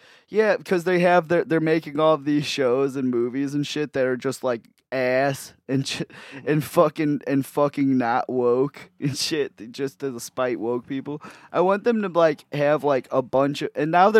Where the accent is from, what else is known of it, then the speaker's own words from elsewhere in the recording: Antioch, United States; I grew up in Antioch, where it's literally just like nothing but white people there.